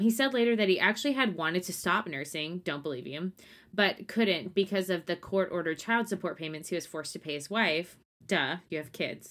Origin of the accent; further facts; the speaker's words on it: Nacogdoches, Texas, United States; I'm from Nacogdoches.